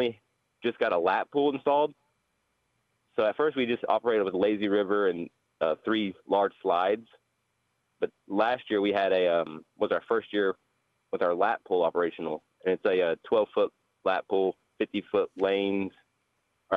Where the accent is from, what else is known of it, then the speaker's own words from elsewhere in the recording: Oklahoma, United States; now in New Town, North Dakota, United States; growing up in Oklahoma